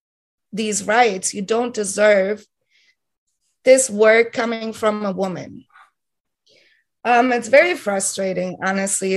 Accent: Heidelberg, Baden-Württemberg, Germany; moved away as an adult; now in Berlin, Germany; originally I'm from Heidelberg, Germany

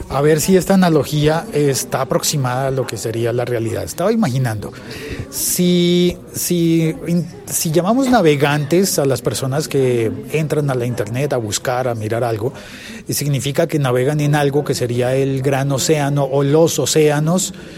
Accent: Colombia; soy colombiano

